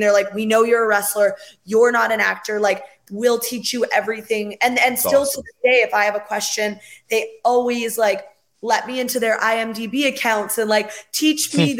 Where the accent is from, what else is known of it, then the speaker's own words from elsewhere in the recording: West Coast of Canada, Canada; moved away; I'm from the West Coast of Canada.